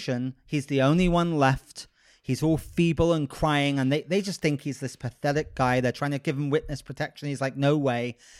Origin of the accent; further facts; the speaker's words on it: United Kingdom; now in Los Angeles, United States; I am the most, like, unconservative British person I know